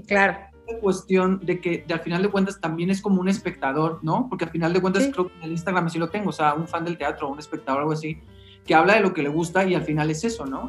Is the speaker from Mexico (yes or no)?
yes; Mexicali, Baja California, Mexico; moved away as an adult; now in Mexico City, Mexico; yo soy de Mexicali y llegué a la Ciudad de México en el, 2000